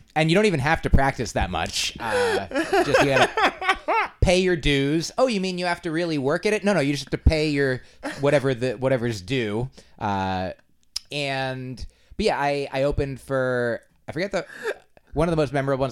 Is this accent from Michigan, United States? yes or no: no; New Jersey, United States; moved away as an adult; also born or lived in Boston; now in New York, United States; I hail from New Jersey. New Jersey is the place of my birth